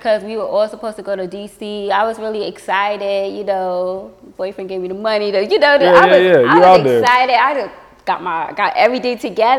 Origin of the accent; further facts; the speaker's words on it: Queens, New York, United States; now in North Carolina, United States; So I'm from Queens, New York. I'm from Queens, New York. My family, they're from all over the world. Grandma from Bermuda. My dad is from Barbados. Grandpa from Guyana.